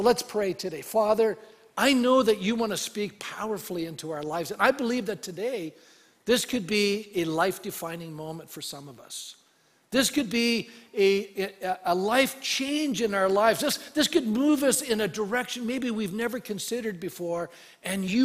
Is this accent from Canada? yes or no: yes; Canada; being a Canadian